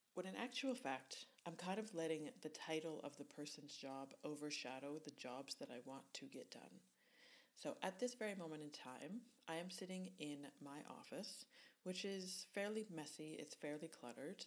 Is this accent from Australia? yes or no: no; Canada; accent: Canadian; my Canadian accent